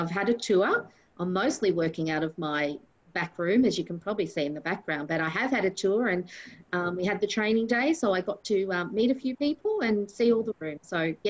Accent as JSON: {"language": "English", "town": "Sunbury", "region": "Victoria", "country": "Australia", "tie": "born or raised there", "also_born_or_lived": "Ormond", "said": "I grew up in Sunbury."}